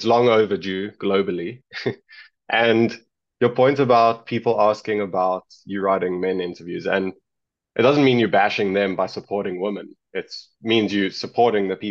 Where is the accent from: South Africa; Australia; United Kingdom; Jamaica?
South Africa; I come from South Africa